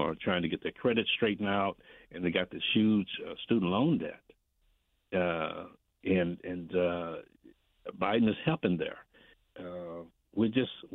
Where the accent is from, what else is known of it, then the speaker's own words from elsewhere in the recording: Indianapolis, Indiana, United States; I grew up in Brightwood